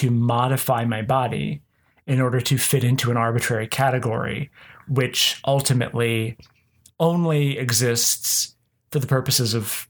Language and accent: English; Oklahoma, United States; because I grew up here in Oklahoma and mm-hmm. Christianity dominates. And even as somebody who was nominally atheist